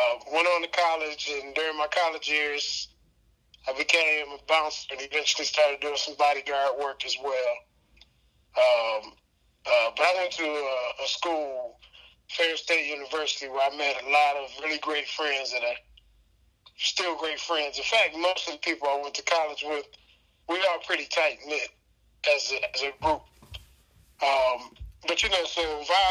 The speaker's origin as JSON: {"language": "English", "town": "Detroit", "region": "Michigan", "country": "United States", "tie": "born or raised there", "said": "I grew up mostly on Detroit's west side."}